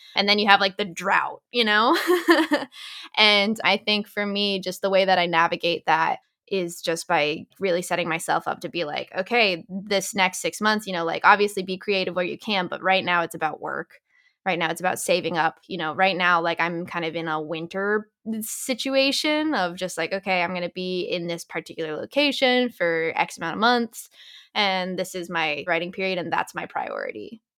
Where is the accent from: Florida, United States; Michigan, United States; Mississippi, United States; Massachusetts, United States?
Massachusetts, United States; Boston; moved away as an adult; also born or lived in Los Angeles; I'm from the Boston area originally